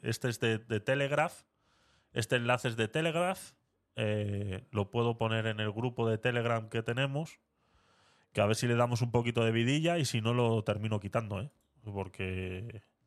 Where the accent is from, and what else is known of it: Vitoria-Gasteiz, Basque Country, Spain